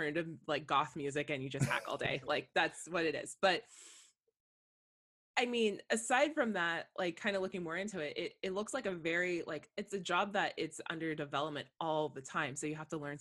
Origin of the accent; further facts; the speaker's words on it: Monterey, California, United States; I grew up in Monterey